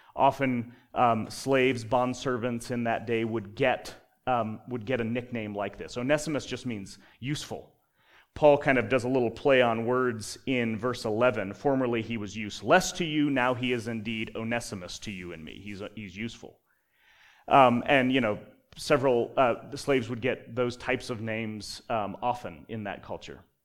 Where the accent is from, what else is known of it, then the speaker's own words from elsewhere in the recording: Colorado, United States; now in Utah, United States; I grew up in Colorado where you're trained to hate Nebraska.